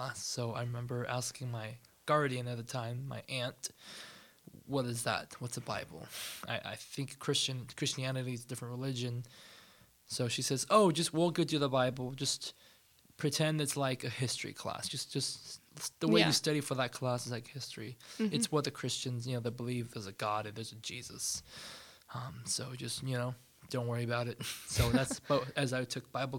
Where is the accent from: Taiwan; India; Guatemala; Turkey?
Taiwan; Taipei; now in United States; I was born in Taipei, Taiwan, in 1988